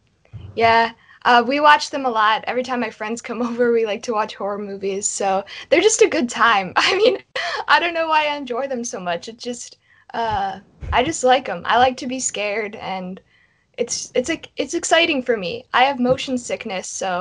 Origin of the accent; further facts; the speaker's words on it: Ohio, United States; I'm an actress from Ohio, and I do just a lot of local film and stuff